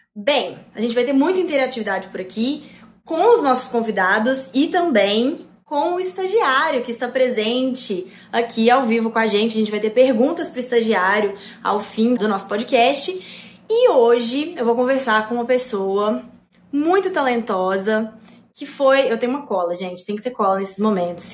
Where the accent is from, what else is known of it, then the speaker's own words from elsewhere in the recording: Belo Horizonte, Minas Gerais, Brazil; now in São Paulo, Brazil; eu também sou de BH